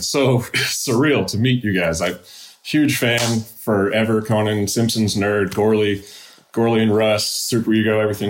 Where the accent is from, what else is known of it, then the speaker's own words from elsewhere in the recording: Central Maryland, United States; now in St. Petersburg, United States; I live in St. Petersburg, Florida. I was born and raised in Central Maryland, and I am a professional sand sculptor.